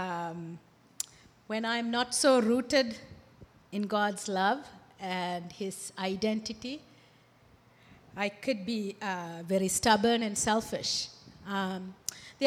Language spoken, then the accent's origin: English; Sri Lanka; moved away; also born or lived in Toronto, Canada; I'm originally from Sri Lanka